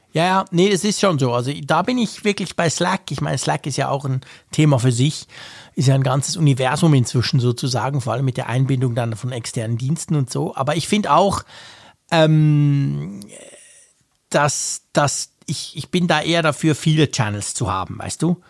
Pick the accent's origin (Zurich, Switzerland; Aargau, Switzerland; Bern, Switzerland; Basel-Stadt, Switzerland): Bern, Switzerland; als, äh, Berner